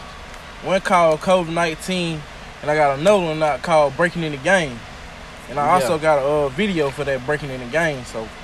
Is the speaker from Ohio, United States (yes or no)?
no; Tuskegee, Alabama, United States; also born or lived in Greenville, Alabama; I'm from Greenville, Alabama. Raised in Tuskegee.